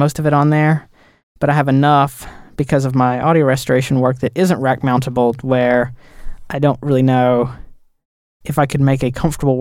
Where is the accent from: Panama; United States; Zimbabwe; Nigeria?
United States; the South; I'm from the South